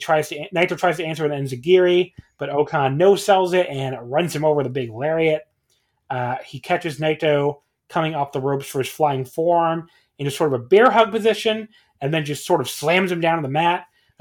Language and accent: English; Northeastern United States, United States; I can relate to this because I grew up in the Northeastern United States.